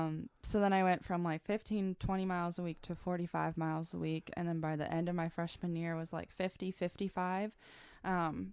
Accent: Iowa, United States; And then – and I really wanted to get out of Iowa. I'm originally from Iowa.

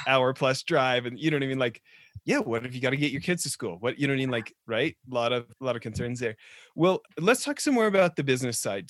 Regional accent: Alberta, Canada; being a fellow Canuck growing up in Alberta

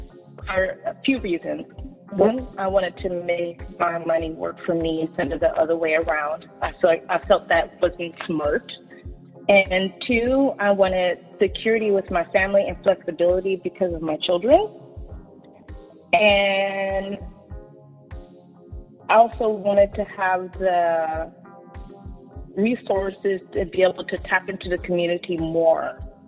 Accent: Washington, United States; born there; also born or lived in Georgia / Sacramento; now in Walnut Grove, United States; Currently, I live in Walnut Grove. I was born in Washington State, served our country in the United States Air Force, then was in Georgia.

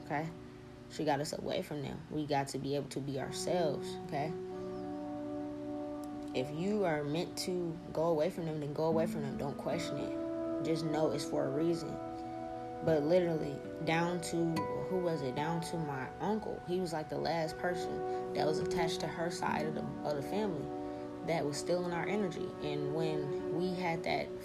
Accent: New Orleans, Louisiana, United States; we're from New Orleans

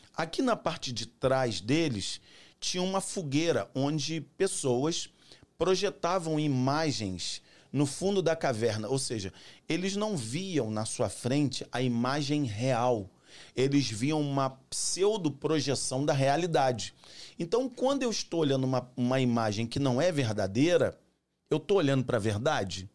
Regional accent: São João de Meriti, Rio de Janeiro, Brazil; moved away as an adult; also born or lived in Boston; now in Bom Jesus do Itabapuana, Brazil; Eu sou carioca do, do interior do Rio de Janeiro, né? Da, do subúrbio do Rio, São João de Miriti

